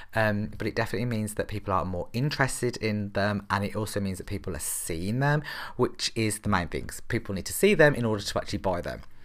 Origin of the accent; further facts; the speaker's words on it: Birmingham, West Midlands, United Kingdom; I'm actually from Birmingham in the U K